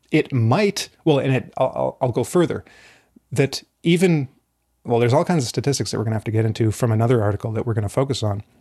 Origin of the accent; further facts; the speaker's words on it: Alberta, Canada; moved away; I am originally from Alberta in Canada